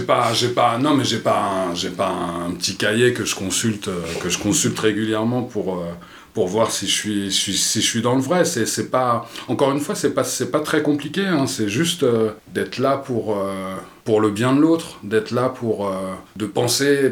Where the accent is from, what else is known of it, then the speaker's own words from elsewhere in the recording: Vincennes, Île-de-France, France; je suis né à Vincennes, donc dans les années 70 il n'y avait pas beaucoup de noirs et j'étais un peu le seul noir de la, de la maternelle